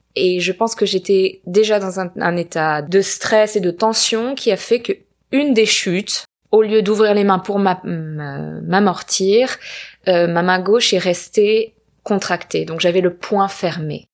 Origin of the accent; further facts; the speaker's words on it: small town near Marseille, Provence-Alpes-Côte d'Azur, France; also born or lived in Paris / London; now in Los Angeles, United States; j'habite à Los Angeles depuis quelques années, mais je viens du sud de la France, euh, petite ville à côté de Marseille